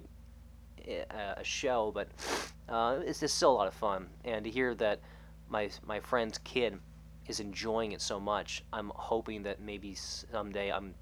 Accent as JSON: {"language": "English", "country": "United States", "said": "being an American, because we don't have that culture out here."}